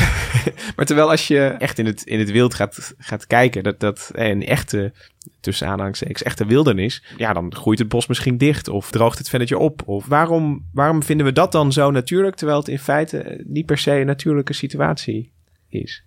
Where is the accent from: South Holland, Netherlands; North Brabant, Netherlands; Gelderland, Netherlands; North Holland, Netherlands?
North Brabant, Netherlands; Goirle; ik kom uit, ik ben geboren in Goorlen en daar hebben we de rechte heide